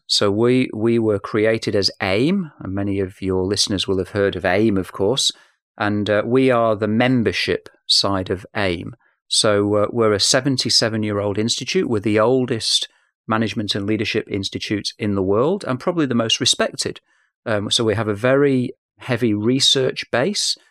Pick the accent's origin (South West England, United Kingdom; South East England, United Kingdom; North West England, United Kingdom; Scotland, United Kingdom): North West England, United Kingdom; Manchester; accent: English; I am from Manchester, so police interviews were a part of my youth